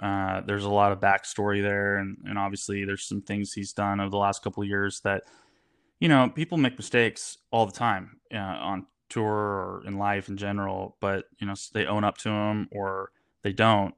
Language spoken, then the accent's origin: English; United States; I'm an American